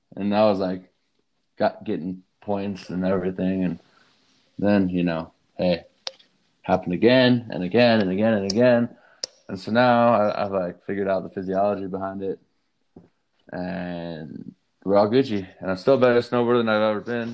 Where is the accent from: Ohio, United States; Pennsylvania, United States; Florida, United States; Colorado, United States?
Colorado, United States; Durango; I grew up in Durango, Colorado